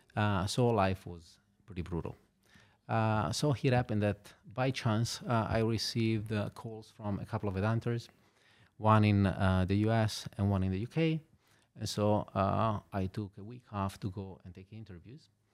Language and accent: English; Genoa, Liguria, Italy; moved away as an adult; also born or lived in Milan / London / Hong Kong; now in Luxembourg; I was born in Genova. I spent there, uh, my childhood and all the way up until I finished university